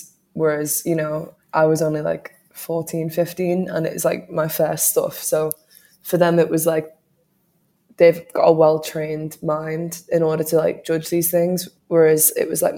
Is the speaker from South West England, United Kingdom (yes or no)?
no; New Brighton, North West England, United Kingdom; the area that I grew up in New Brighton.